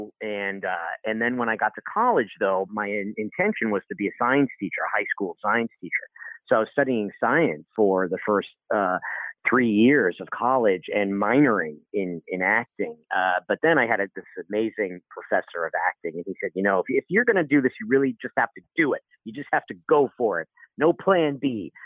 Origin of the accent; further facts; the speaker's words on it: Guilford, Connecticut, United States; I'm from Connecticut, a small town in Connecticut called Guilford